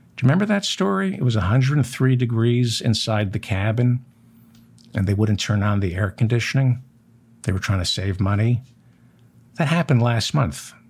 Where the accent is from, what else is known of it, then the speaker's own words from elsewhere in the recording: United States; As an American